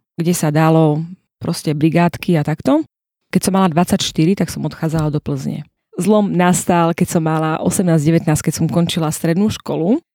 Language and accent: Slovak; Hanušovce nad Topľou, Prešov Region, Slovakia; pochádzam z východu, z Hanušoviec na Toplov konkrétne